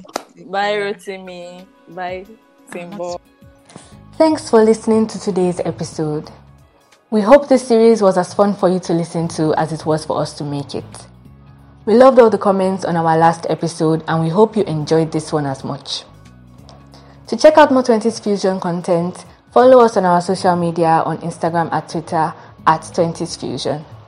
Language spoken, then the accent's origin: English; Nigeria; as Nigerian youth